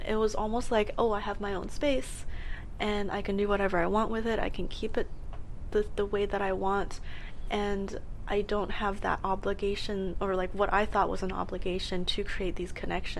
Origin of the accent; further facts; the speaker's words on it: Edmonton, Alberta, Canada; moved away as an adult; I came here for university, mm-hmm. and I love the city. It's gorgeous. There's no snow. I came from Edmonton, where there was minus 40 degrees plus windshield.